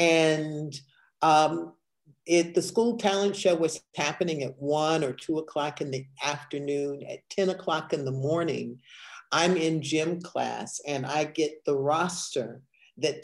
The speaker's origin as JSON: {"language": "English", "town": "Evanston", "region": "Illinois", "country": "United States", "tie": "born or raised there", "said": "I grew up in Evanston, Illinois, where drama was a part of the curriculum"}